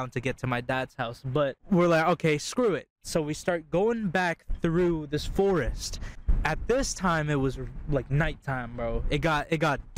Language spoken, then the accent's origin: English; Jamaica; I'm Jamaican